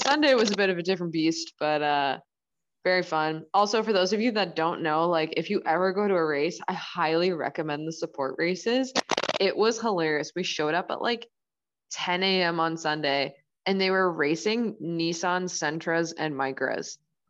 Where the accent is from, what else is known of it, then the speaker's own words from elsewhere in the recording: Burlington, Ontario, Canada; I'm from Burlington.